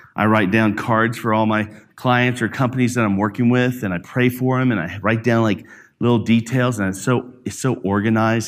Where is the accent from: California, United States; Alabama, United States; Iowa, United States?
Alabama, United States; growing up in Alabama, I was, uh, in, uh, like, out in the country